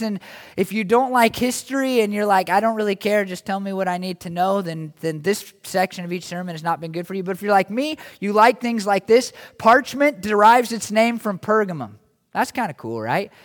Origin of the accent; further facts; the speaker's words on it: United States; as American Christians